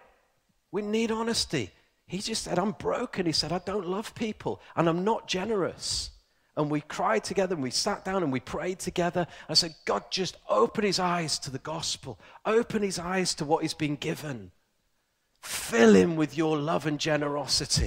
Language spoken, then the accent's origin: English; Ilkley, Yorkshire and the Humber, United Kingdom; I grew up in a very posh place called Yorkshire. There is actually a posh town called Ilkley, and I'm from Ilkley.